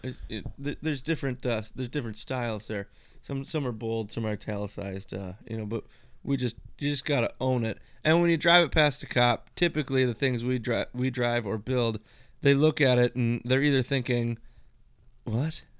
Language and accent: English; East Coast, United States; moved away; I grew up out on the East Coast